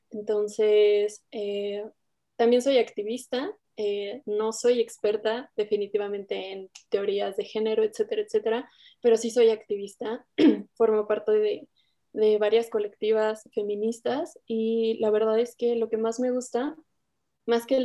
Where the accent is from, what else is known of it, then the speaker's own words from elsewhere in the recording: Toluca, State of Mexico, Mexico; yo tengo 24 años, soy de, de Toluca, del Estado de México.